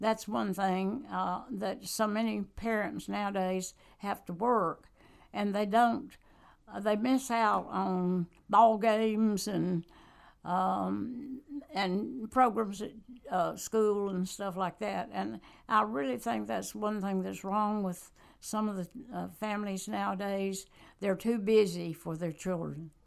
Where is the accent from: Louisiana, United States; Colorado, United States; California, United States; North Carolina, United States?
North Carolina, United States; Randolph County; also born or lived in Guilford County, North Carolina; I just grew up on a farm where my dad raised wheat